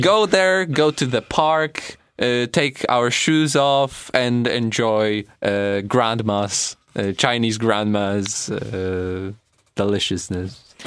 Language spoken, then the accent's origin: English; Poland; we're from Poland